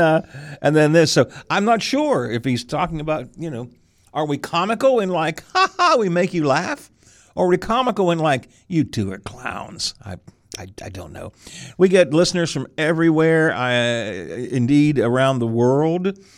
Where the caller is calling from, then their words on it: Atlanta, Georgia, United States; Hi, fellas. I'm with you from Atlanta today.